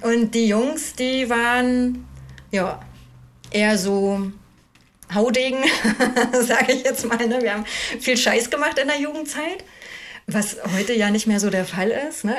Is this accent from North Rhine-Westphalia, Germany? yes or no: no; Ueckermünde, Mecklenburg-Vorpommern, Germany; moved away as an adult; also born or lived in Cologne / Hamburg; now in Schleswig-Holstein, Germany; ich bin aus Ückermünde ursprünglich, also da bin ich geboren und aufgewachsen. Ückermünde Altwarp in Mecklenburg-Vorpommern am Oderhaff